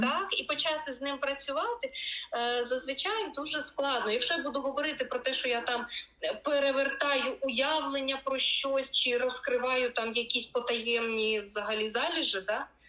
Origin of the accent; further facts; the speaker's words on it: Kyiv, Ukraine; moved away as an adult; now in London, United Kingdom; я народилася і виросла в Києві